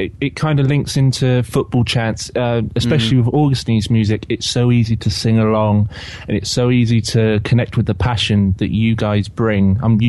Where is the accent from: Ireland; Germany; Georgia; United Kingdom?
United Kingdom; Swindon, South West England; I'm from Swindon, which is about an hour away from Bristol.